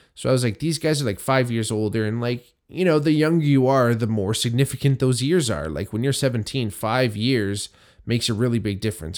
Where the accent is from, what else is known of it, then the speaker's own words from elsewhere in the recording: Hamilton, Ontario, Canada; myself growing up in Hamilton